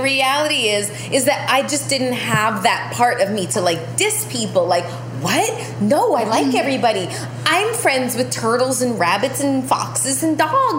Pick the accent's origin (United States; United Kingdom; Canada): Canada; I don't diss people. I'm Canadian.